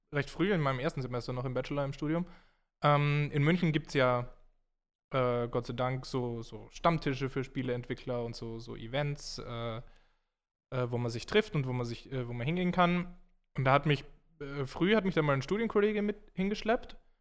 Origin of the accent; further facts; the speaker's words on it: Graz, Styria, Austria; moved away as an adult; now in Munich, Germany; wo ich herkomme aus Graz